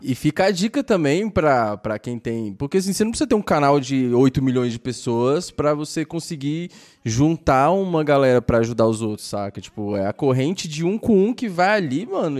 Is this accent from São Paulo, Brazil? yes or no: no; Brasília, Federal District, Brazil; now in Goiânia, Brazil; eu nasci em Brasília